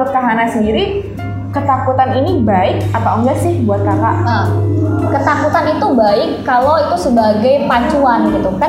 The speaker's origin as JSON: {"language": "Indonesian", "region": "Kalimantan", "country": "Indonesia", "said": "aku dari Kalimantan jauh banget gitu major aku juga nggak sesuai sama tema yang udah ada"}